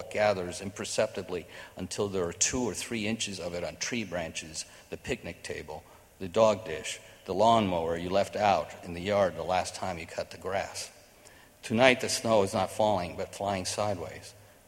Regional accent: New York, United States; So I, you know, I grew up in New York.

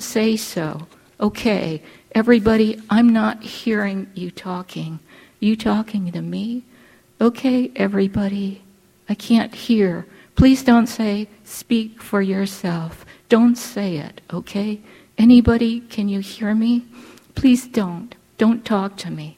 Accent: Honolulu, Hawaii, United States; moved away as an adult; I grew up on the slopes of Punchbowl, the National Memorial Cemetery of the Pacific

